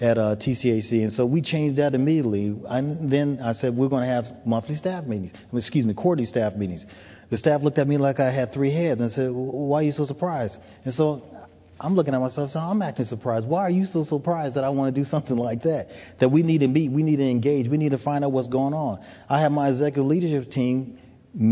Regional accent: United States; accent: American; moved away as an adult; now in Toronto, Canada; being an American with this wonderful accent that I have

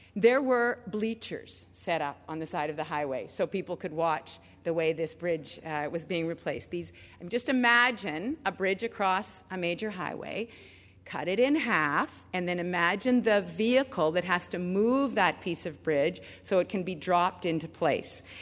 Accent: Richmond Hill, Ontario, Canada; I was able to be with my grandma in downtown Toronto growing up in Richmond Hill

